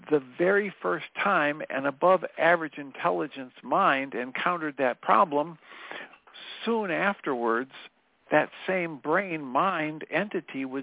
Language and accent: English; Texas, United States; And of course, I'm from Texas.